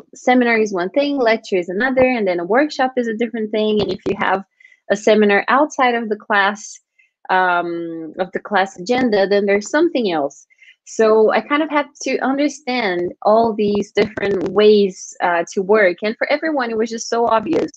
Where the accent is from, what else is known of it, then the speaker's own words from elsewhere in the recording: Brazil; moved away as an adult; now in United Kingdom; I'm from Brazil.